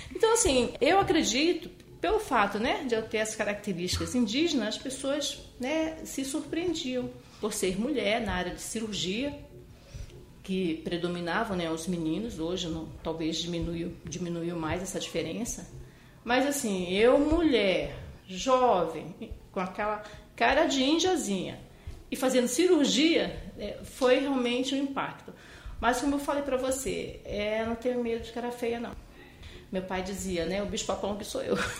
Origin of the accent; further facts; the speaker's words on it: Manaus, Amazonas, Brazil; moved away as an adult; now in São Paulo, Brazil; Eu nasci em Manaus, né? Manaus é a capital do estado do Amazonas, região norte do país.